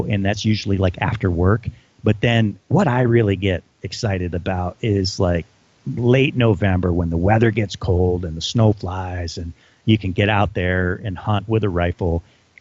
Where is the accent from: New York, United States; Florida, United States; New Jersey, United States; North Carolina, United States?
New York, United States; Adirondacks; growing up in the Adirondacks